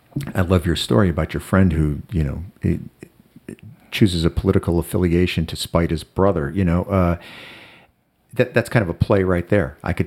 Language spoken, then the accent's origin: English; Chicago, Illinois, United States; also born or lived in Ohio / New Jersey; In Chicago in the 60s, and, it's scary times. And, I've moved around a lot. I moved from Chicago to Ohio to New Jersey.